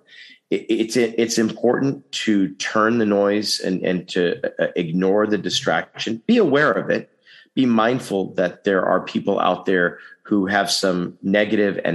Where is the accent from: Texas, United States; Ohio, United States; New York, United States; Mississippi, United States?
Texas, United States; now in Los Angeles, United States; My home state also. So, you know, I come from a state where a lot of people say, let's not upset anything